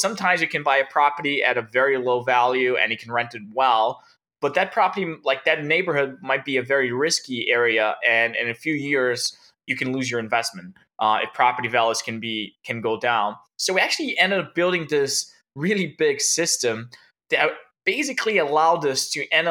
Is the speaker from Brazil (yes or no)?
yes; Brazil; I was born and raised in Brazil, speaking German to my mother and English to my father.